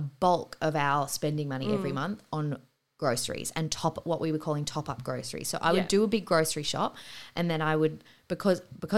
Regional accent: Sydney, New South Wales, Australia; also born or lived in San Francisco; we moved home back to Sydney from San Fran and bought our first apartment

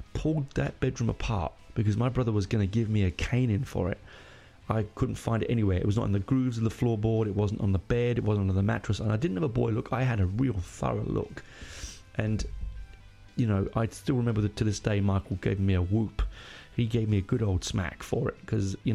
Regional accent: London, United Kingdom; moved away as an adult; also born or lived in Hendon, London; now in Australia; where I grew up in Burnt Oak

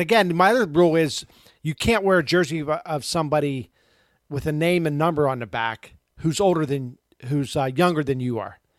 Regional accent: Pittsburgh, Pennsylvania, United States; I grew up in Pittsburgh in the seventies

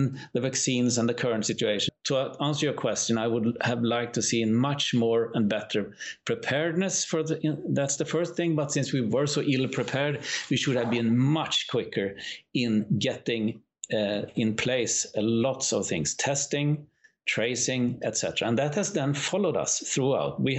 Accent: Umeå, Västerbotten County, Sweden; here in Umeå

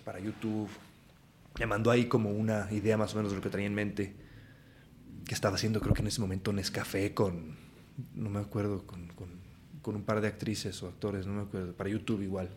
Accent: Aguascalientes, Mexico; moved away as an adult; also born or lived in Morelia, Michoacán; now in Mexico City, Mexico; mi acta de nacimiento dice lo contrario, pero vaya, yo crecí en Aguascalientes

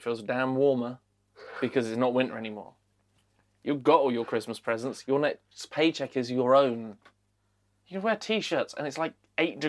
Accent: United Kingdom; as British people

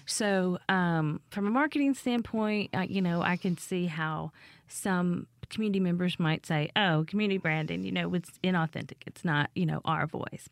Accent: Appalachia, United States; moved away; I grew up in Appalachia

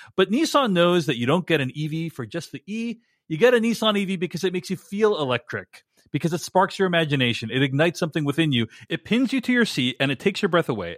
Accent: Boston, Massachusetts, United States; I'm from Boston

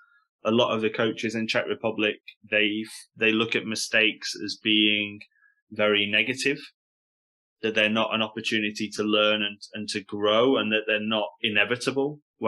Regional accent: Stoke-on-Trent, West Midlands, United Kingdom; accent: Stoke; moved away as an adult; when I first went to China as a British person, you know, you open your mouth and you have like a British accent. My accent's a little bit different now, but at the start, you know, I had a big Stokey accent.

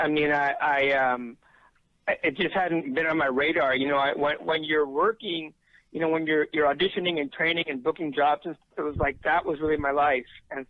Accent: New York City, New York, United States; moved away as an adult; also born or lived in Woodstock, New York / Los Angeles, California; I moved there in 1970.

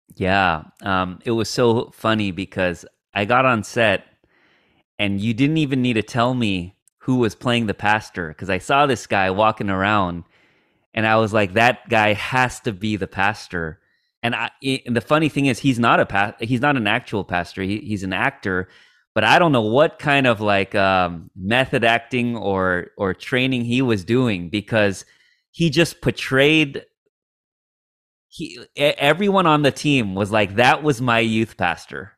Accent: United States; second generation Korean American like myself who, like, my parents were immigrants So, like, I grew up with a very, like, Kore-, you know, traditional Korean upbringing, um, but then I grew up in America

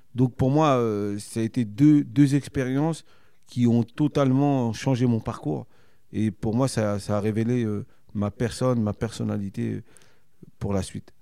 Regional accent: Cergy-Pontoise, Île-de-France, France; c'est là où je suis né, c'est là d'où je viens, et c'est là où j'habite encore aujourd'hui

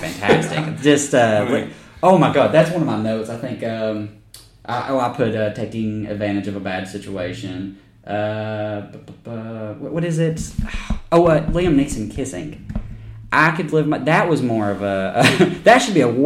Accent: United States; growing up in America

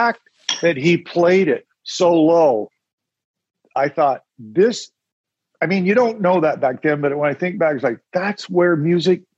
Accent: Ontario, Canada; I grew up in Canada.

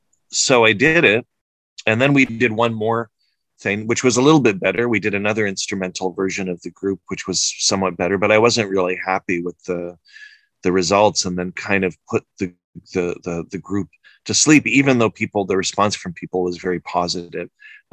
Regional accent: Prince Edward Island, Canada; moved away as an adult; also born or lived in Tripoli, Libya / Alexandria, Egypt / Cairo, Egypt; now in Montreal, Canada; I'm Egyptian-Canadian. I was born in Libya, Tripoli, but I grew up the first 5 years of my life in Egypt and Alexandria, and then my family moved to Canada, to Prince Edward Island, very small island, and I now live in Montreal.

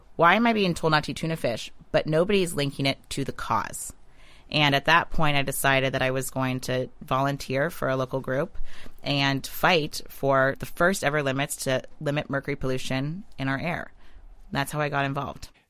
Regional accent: Western Pennsylvania, United States; I grew up in Western Pennsylvania. I grew up on Lake Erie

